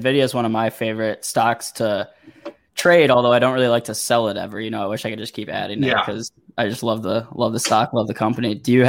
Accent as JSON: {"language": "English", "region": "Missouri", "country": "United States", "said": "I'm from Missouri, so, you know, repping the Midwest."}